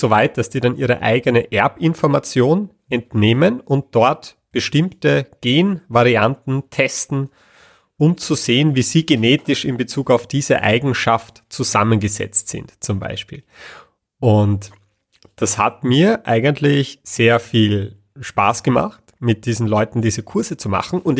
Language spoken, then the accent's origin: German; Vienna, Austria; also born or lived in Lower Austria; ich komme ursprünglich äh, aus Wien und bin dann immer so zwischen Wien und Niederösterreich hin und her gezogen. Jetzt aktuell wieder Niederösterreich